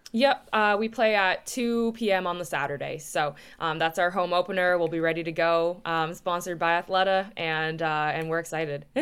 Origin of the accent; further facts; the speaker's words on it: Oshawa, Ontario, Canada; I grew up in Oshawa, Ontario